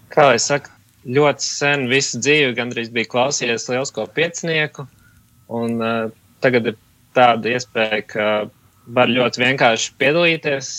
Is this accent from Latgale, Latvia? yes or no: no; Riga, Latvia; es esmu no Rīgas